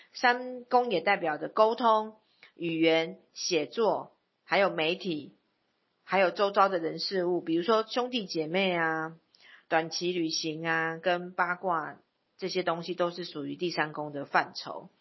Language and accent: Chinese; Taipei, Taiwan; born there; 因为我本身是在台北出生。